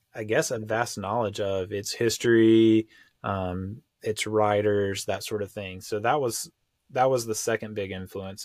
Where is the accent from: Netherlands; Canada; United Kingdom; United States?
United States; here in America, like, as an American